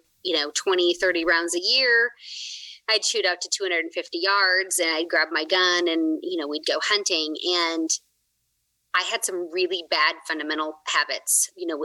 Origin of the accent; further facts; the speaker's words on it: Oregon, United States; I grew up in Oregon just hunting public land with my dad